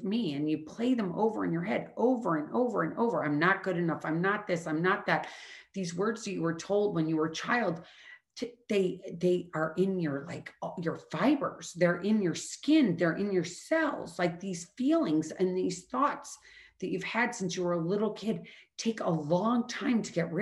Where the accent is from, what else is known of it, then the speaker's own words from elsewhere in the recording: Midwest, United States; I'm from the Midwest.